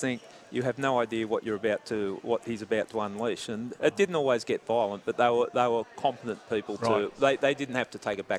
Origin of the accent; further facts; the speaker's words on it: Epping, New South Wales, Australia; Round Epping area.